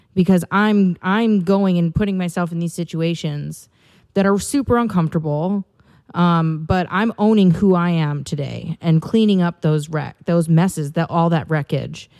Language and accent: English; Wisconsin, United States; moved away as an adult; now in California, United States; I have not been back to my home state of Wisconsin, uh, since I moved